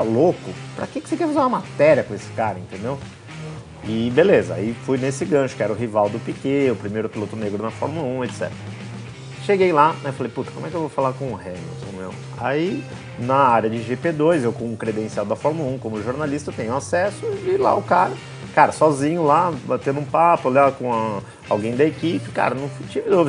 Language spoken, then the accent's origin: Portuguese; interior of São Paulo, Brazil; sou do, do interior de São Paulo